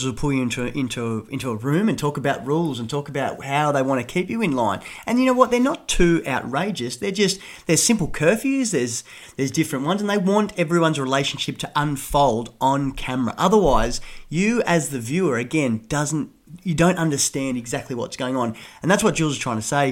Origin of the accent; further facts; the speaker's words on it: Sydney, New South Wales, Australia; we are both from Sydney. Funny enough, we're both from almost the same suburb.